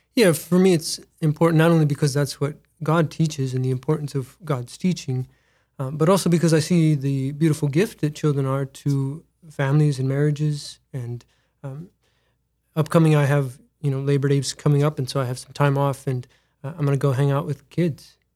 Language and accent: English; Mitchell, South Dakota, United States; Born and raised in Mitchell, South Dakota